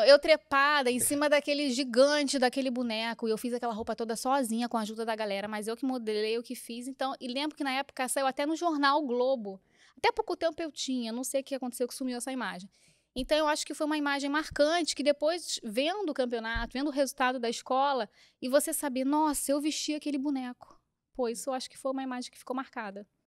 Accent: Rio de Janeiro, Brazil; Eu fui criada, eu, nasci no Rio, mas fui criada na Ilha do Governador, que é no Rio

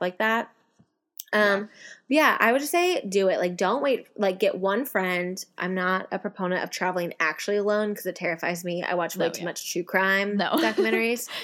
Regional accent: Tulsa, Oklahoma, United States; now in Dallas, United States; I grew up in Tulsa

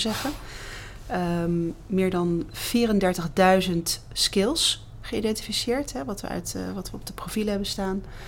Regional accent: Netherlands; als Nederlanders

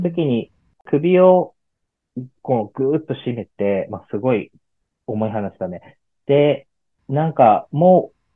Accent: Miyazaki, Japan; moved away; 地元地元の宮崎県

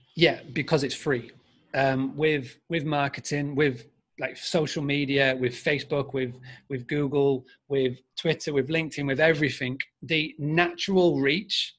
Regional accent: Yorkshire and the Humber, United Kingdom; accent: Yorkshire; my Yorkshire accent

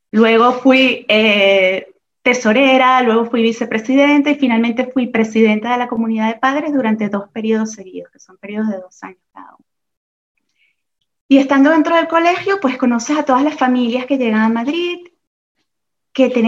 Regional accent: Venezuela; moved away as an adult; now in Oviedo, Spain; Yo llegué, eh, bueno, yo soy venezolana, como bien has dicho en la presentación, y llegué aquí hace 20 años a España, casada con un español, con, eh

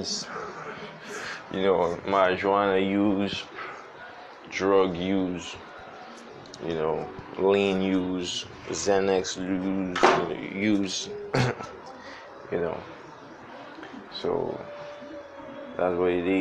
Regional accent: Nigeria; I be Niger boy

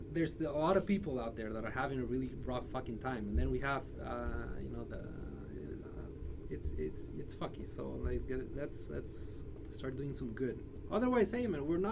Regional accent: Peru; moved away; I'm from Peru

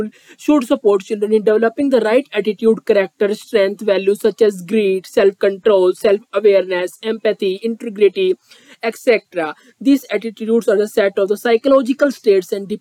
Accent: India; I am from India

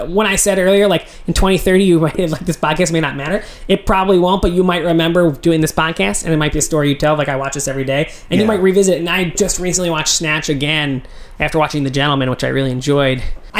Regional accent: West Chester, Pennsylvania, United States; I'm from Westchester, Pennsylvania. It's 20 miles outside the city.

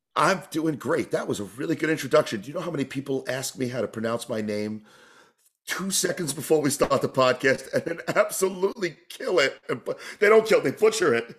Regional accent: New York, United States; moved away as an adult; also born or lived in California / Canada; I grew up in New York

